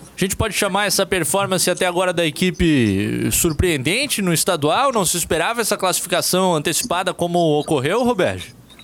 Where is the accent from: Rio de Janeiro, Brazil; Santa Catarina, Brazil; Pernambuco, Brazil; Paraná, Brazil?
Santa Catarina, Brazil; Blumenau; Eu, que sou lá de Blumenau